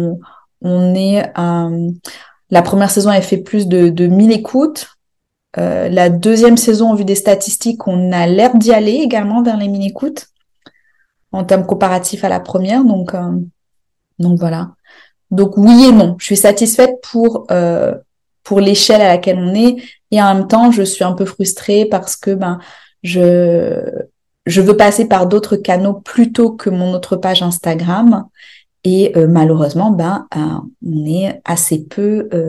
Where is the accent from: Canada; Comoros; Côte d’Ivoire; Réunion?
Réunion; Parce que quand on dit qu'on est réunionnais, on a normalement tu dis pas euh, ah moi je suis créole, euh, indien, noir.